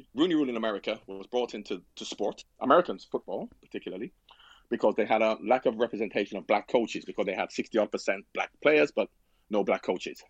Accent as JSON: {"language": "English", "country": "Jamaica", "said": "I'm from Jamaica."}